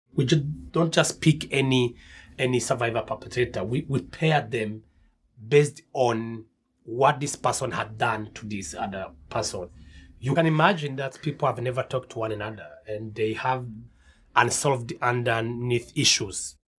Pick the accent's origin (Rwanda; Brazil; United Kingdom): Rwanda; I'm from Rwanda and I'm the director of CARSA